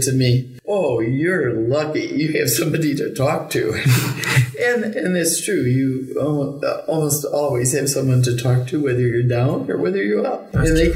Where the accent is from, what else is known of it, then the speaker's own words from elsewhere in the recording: Mendota, Illinois, United States; also born or lived in Chicago; Mendota. I was raised on a farm, but the closest town was Mendota, Illinois